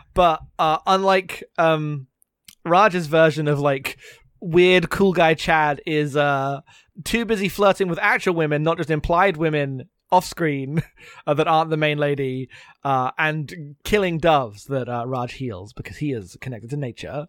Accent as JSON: {"language": "English", "country": "United Kingdom", "accent": "British", "said": "me being very British"}